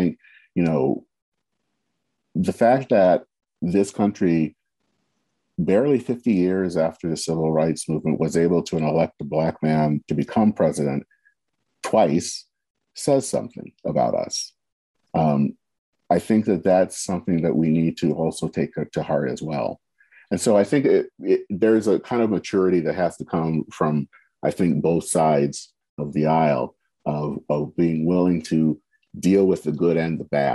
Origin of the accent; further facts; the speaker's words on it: United States; We are Americans